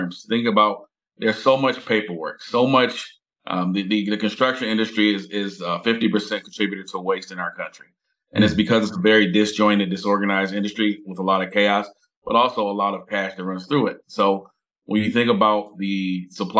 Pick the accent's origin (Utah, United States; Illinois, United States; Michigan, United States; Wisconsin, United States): Michigan, United States; Detroit; born and raised in Detroit, third generation entrepreneur, grew up in a family that was heavily involved in construction